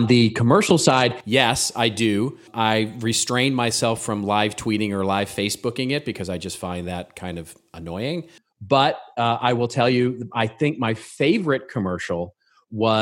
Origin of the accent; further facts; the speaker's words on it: Texas, United States; now in Los Angeles, United States; I come from Texas, grew up in Texas